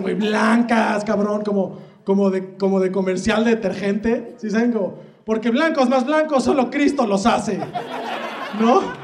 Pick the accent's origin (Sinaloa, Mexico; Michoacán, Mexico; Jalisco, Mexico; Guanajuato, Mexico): Jalisco, Mexico; Guadalajara; soy de Guadalajara, Jalisco